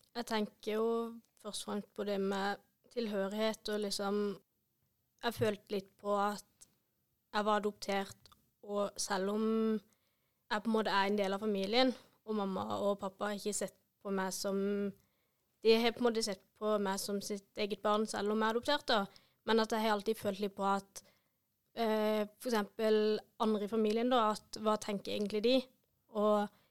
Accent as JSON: {"language": "Norwegian", "town": "Vennesla", "region": "Agder", "country": "Norway", "tie": "born or raised there", "also_born_or_lived": "India", "said": "kommer fra Vennesla"}